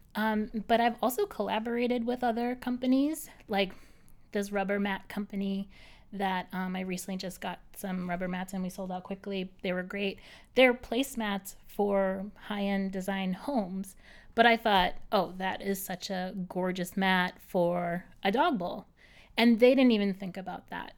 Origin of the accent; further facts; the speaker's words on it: Boston, Massachusetts, United States; moved away as an adult; now in New York City, United States; I'm from Boston originally, from the North Shore.